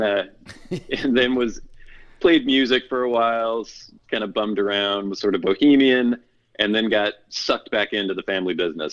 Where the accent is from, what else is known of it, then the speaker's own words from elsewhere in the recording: Bellingham, Washington, United States; also born or lived in Oregon / Southern California; I'm from pretty much the Pacific Northwest. It's where I've spent most of my life. I was born in Oregon, but my family's all from around the Bellingham, Washington area, and that's mostly where I've lived